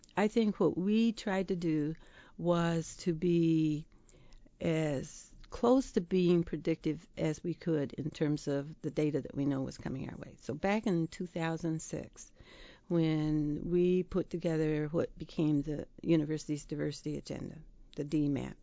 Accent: Dowagiac, Michigan, United States; I grew up in Dwajak

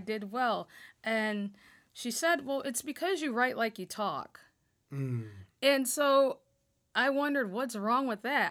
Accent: Toledo, Ohio, United States; now in Michigan, United States; I grew up in Northwest Ohio, um, a community called Point Place

